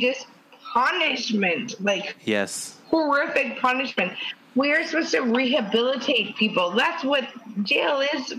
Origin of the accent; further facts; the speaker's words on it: Canada; I'm from Canada.